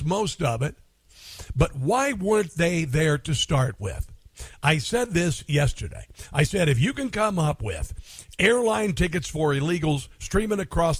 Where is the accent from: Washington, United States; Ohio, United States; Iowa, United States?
Iowa, United States; Neola; moved away; This little town, and this is where I'm from, man. I'm from Neola, Iowa